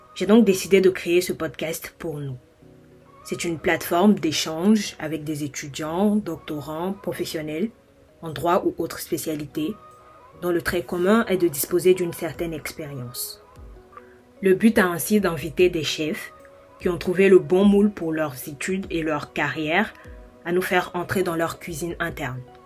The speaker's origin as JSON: {"language": "French", "country": "Côte d’Ivoire", "moved": "as an adult", "lives_now": "France", "said": "Je suis ivoirienne et je vis depuis 2019 en France où j'effectue mes études."}